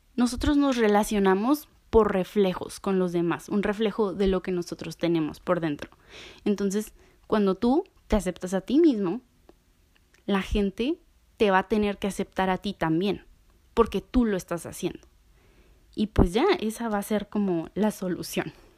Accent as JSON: {"language": "Spanish", "country": "Mexico", "said": "soy orgullosamente mexicana"}